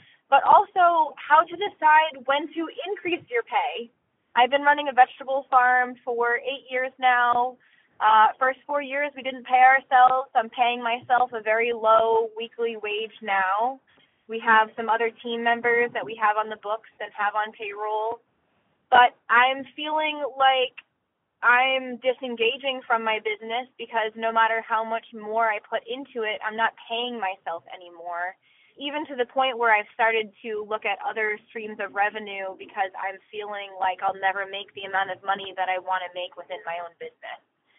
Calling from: Rhode Island, United States; I'm calling from Rhode Island.

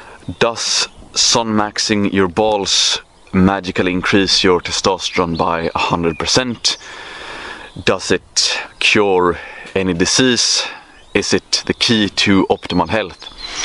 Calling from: Sweden; English is a second language; I'm checking in from Paradise, aka Sweden, in May. Feels absolutely great, mate.

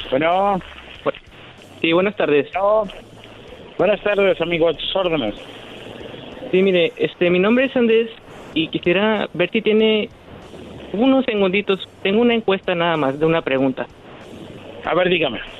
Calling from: Calexico, California, United States; Yo hablo de acá de Caléxico

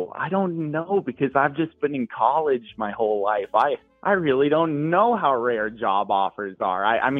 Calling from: Grand Forks, North Dakota, United States; Grand Forks, North Dakota. Shout out UND, baby.

